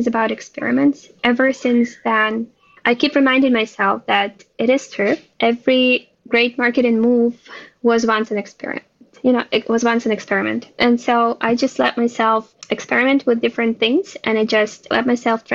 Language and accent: English; Ukraine; born or raised there; now in Israel